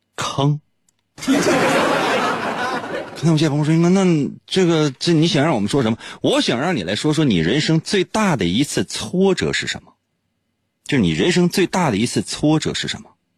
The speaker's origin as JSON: {"language": "Chinese", "town": "Shenyang", "region": "Liaoning", "country": "China", "said": "就是在我们东北，或者说是在沈阳"}